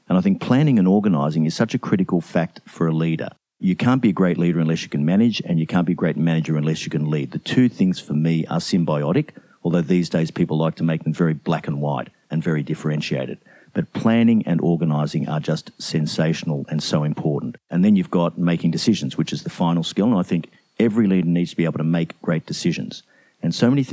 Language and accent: English; Brisbane, Queensland, Australia; I am Australian. I'm from Brisbane, Australia